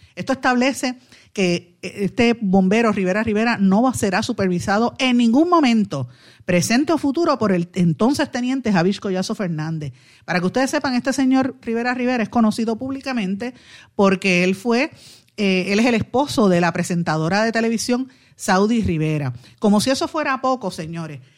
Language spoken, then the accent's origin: Spanish; Puerto Rico; todos como puertorriqueños